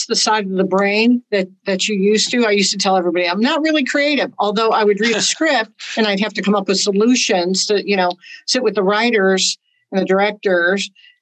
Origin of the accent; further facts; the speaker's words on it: Chicago, Illinois, United States; moved away as an adult; also born or lived in Los Angeles; I'm from Chicago originally.